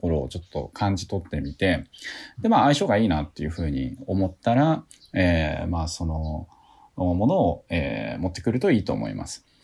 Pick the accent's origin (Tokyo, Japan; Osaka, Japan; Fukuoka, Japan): Tokyo, Japan; now in Matsusaka, Japan; 私はもともと東京で生まれているわけですけれども、まあ、今は、はい、えー、松坂に住んでるわけですよね。